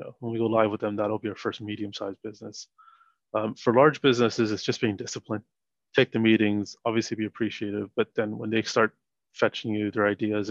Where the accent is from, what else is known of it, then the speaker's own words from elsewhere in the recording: Toronto, Ontario, Canada; moved away as an adult; also born or lived in Sri Lanka / Montreal, Canada; now in United Kingdom; I'm from Toronto and all my close friends are in Toronto.